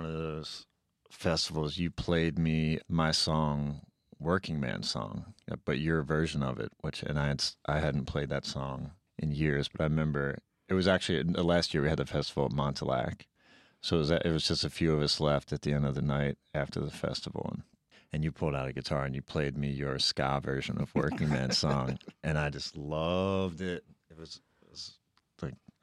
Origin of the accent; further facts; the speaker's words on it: New Jersey, United States; moved away as an adult; also born or lived in Southern California / Holyoke, Minnesota; now in Minnesota, United States; I moved from South Jersey, where I grew up, and I'd been bouncing around